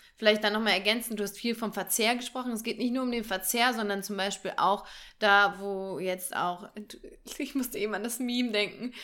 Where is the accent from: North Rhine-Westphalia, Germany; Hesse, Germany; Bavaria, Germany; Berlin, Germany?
Hesse, Germany; near Marburg; ich komme ja aus der Nähe von Marburg gebürtig